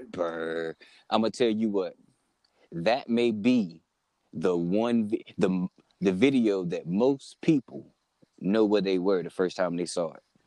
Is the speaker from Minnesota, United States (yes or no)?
no; North Carolina, United States; we're from North Carolina and we didn't experience video music box